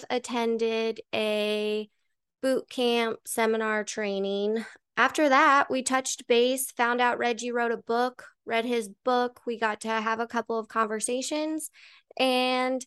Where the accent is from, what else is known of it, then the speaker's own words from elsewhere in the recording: Colorado, United States; now in Arizona, United States; growing up in Colorado